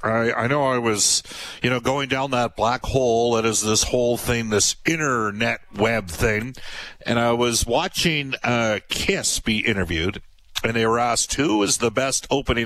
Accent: Canada; we are Canadian

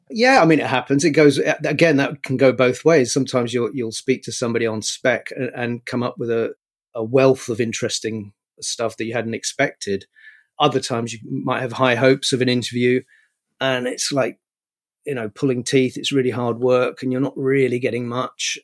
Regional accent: London, United Kingdom; also born or lived in New York, United States; I grew up where I'm living now, more or less, um, I mean, I was actually born in New York, but I've lived in, in Highbury and London, uh, most of my life. Went to school here

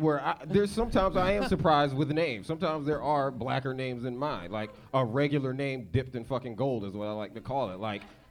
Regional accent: Northern Virginia, United States; moved away as an adult; now in Los Angeles, United States; I'm from Virginia.

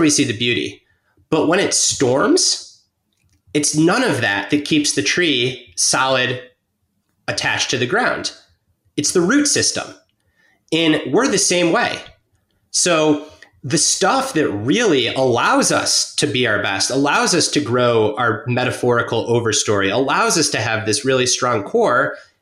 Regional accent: Detroit, Michigan, United States; moved away as an adult; also born or lived in Bay Area, California; I grew up in suburban Detroit

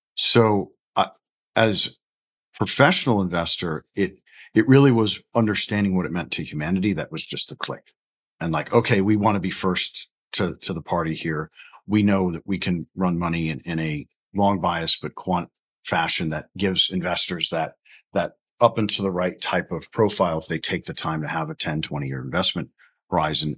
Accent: Orlando, Florida, United States; also born or lived in New Haven, Connecticut; born a Yankee in New Haven, Connecticut, um, but essentially grew up in, in Orlando, Florida, in the Maitland Winter Park area

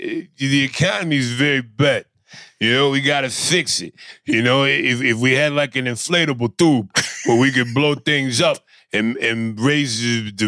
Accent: Philadelphia, Pennsylvania, United States; You know, I'm from South Philly.

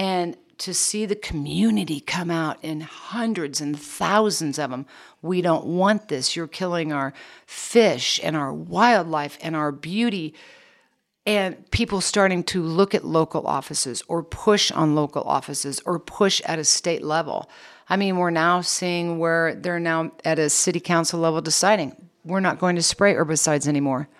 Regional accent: Kansas, United States; I was born and raised in Kansas

